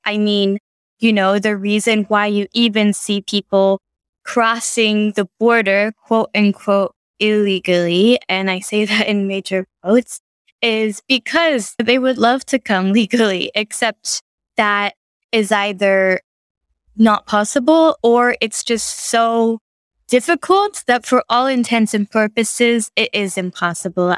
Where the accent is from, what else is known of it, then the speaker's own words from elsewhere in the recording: United States; moved away; I'm a American journalist